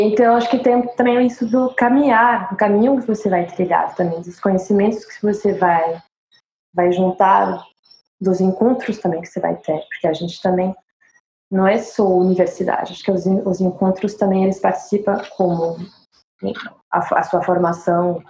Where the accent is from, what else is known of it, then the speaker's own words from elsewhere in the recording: France; accent: French; Com meu sotaque francês e inglês terrível.